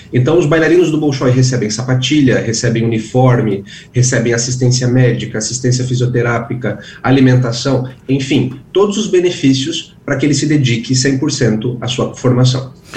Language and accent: Portuguese; Brazil; como bom brasileiro